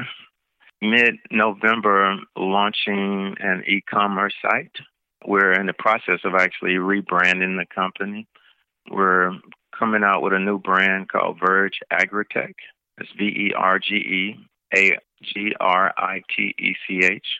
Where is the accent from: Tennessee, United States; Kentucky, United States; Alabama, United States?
Tennessee, United States; Jackson; moved away; I'm originally from Jackson and wanted to be able to bring something back to my community